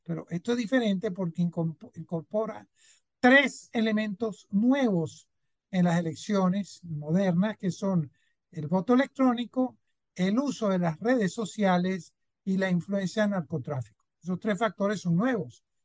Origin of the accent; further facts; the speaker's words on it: Venezuela; se desarrolló en mi país, en Venezuela.